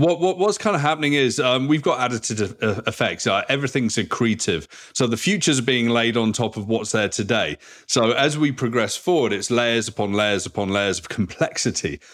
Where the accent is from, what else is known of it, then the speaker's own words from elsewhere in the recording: South West England, United Kingdom; moved away as an adult; also born or lived in Vancouver, Canada; now in Toronto, Canada; I grew up in a very small place in the southwest of England, four thousand people